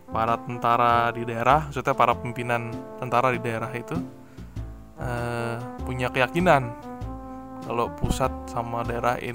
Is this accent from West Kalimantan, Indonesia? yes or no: no; Jakarta, Indonesia; kalau saya sebagai orang Jakarta gitu ya kayak dengar kasus pencurian atau ledakan tabung gas setiap hari